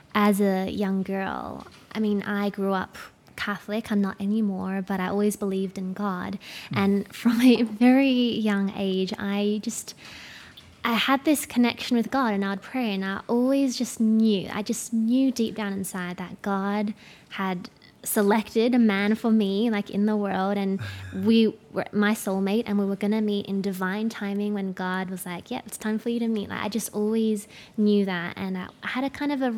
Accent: Australia; I'm from Australia

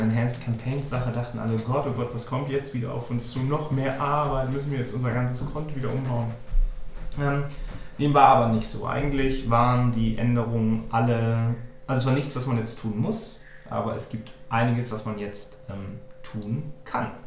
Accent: Germany; Als, als Deutsche

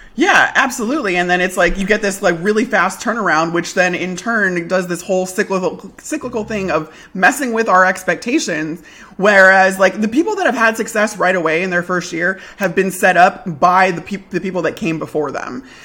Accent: Chicago, Illinois, United States; I grew up in Chicago all my life.

